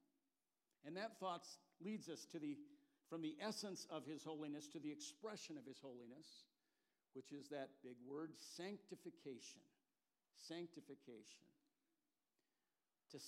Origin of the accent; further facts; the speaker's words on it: California, United States; now in Portland, United States; I grew up in California